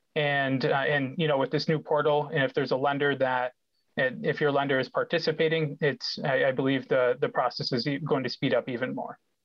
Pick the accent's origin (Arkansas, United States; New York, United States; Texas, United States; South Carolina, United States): New York, United States; Rochester; I grew up in Rochester